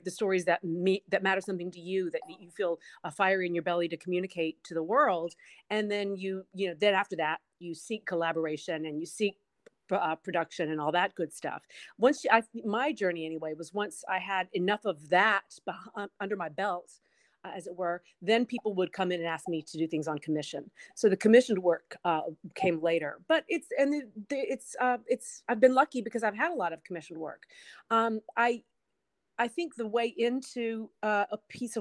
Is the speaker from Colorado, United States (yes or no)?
no; North Carolina, United States